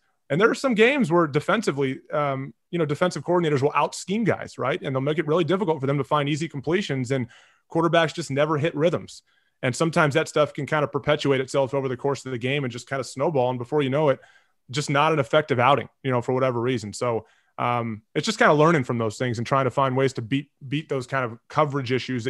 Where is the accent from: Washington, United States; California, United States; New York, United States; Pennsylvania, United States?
California, United States; Southern; I grew up in Southern California, and I was a Rams fan back when the Rams were playing home games in Anaheim.